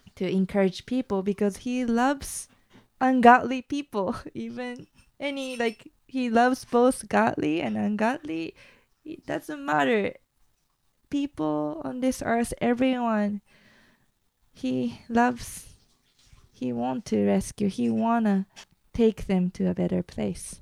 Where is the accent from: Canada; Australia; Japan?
Japan; moved away; also born or lived in United States; I used to be very insecure about myself growing up in Japan